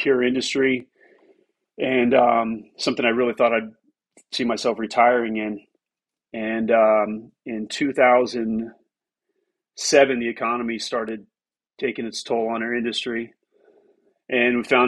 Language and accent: English; Miami, Florida, United States; moved away as an adult; also born or lived in Tampa, Florida / Western North Carolina; born in Miami in 1976. Dad left when I was a year old. Was raised by a single mom for a bunch of years. And then stepdad came into the picture and spent all of my childhood growing up in South Florida